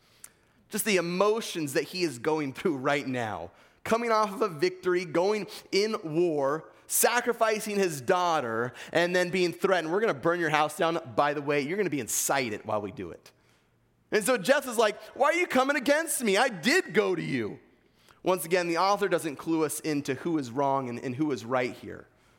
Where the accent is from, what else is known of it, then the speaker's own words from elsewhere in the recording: East Coast, United States; accent: Eastern; It's quarter, not quada, all right? That's my Eastern accent for you guys.